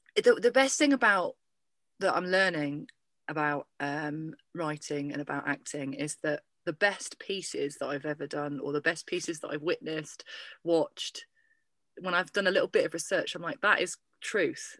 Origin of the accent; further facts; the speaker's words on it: Lincolnshire, East Midlands, United Kingdom; my hometown